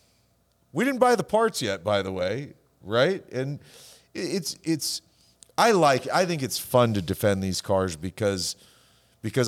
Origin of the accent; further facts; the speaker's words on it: Modjeska Canyon, Orange County, California, United States; where I grew up at down in Orange County, a little teeny rural area called Majeska Canyon